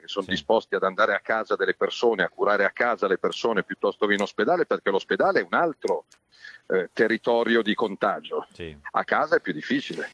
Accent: Milan, Lombardy, Italy; also born or lived in Rome; rientro nella terra natia

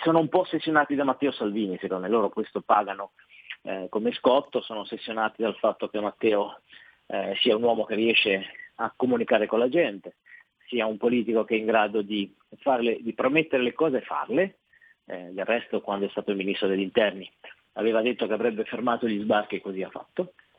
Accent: Loano, Liguria, Italy; da noi a Loano

